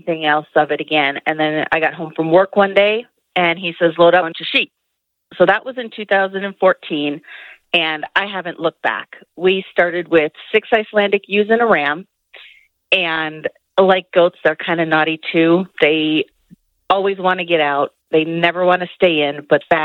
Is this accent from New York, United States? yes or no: no; Milwaukee, Wisconsin, United States; moved away as an adult; now in Idaho, United States; I originally grew up in Wisconsin, just outside of Milwaukee